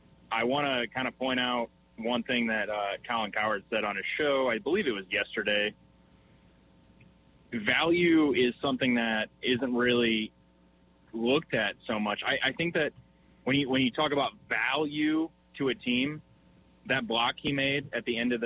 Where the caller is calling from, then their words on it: Windsor, Wisconsin, United States; We're going to have to change my name because